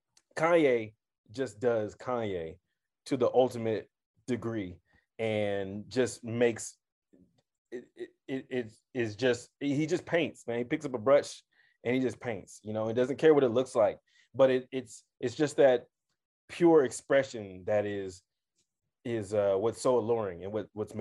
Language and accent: English; Kansas City, Missouri, United States; now in Denver, United States; For the audience, I'm from Kansas City.